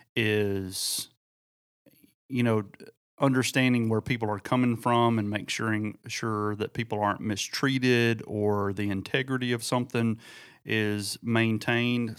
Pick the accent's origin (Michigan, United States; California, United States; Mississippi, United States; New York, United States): Mississippi, United States; near Oxford; between my hometown and Oxford, Mississippi